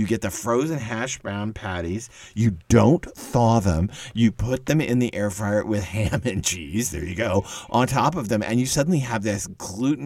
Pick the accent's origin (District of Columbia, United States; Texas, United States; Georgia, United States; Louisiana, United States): Texas, United States; also born or lived in Arlington Heights, Illinois; I'm from Texas, but we lived in Chicago